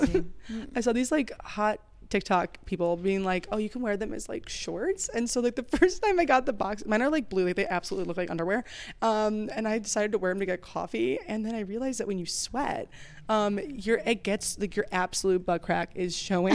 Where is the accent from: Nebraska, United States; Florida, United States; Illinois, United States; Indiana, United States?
Illinois, United States; suburbs of Chicago; I'm from like the suburbs, like oh, yeah, of Chicago